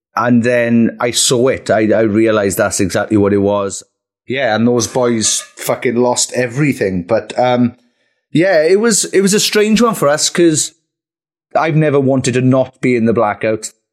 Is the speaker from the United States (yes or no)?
no; Merthyr Tydfil, Wales, United Kingdom; my hometown of Merthyr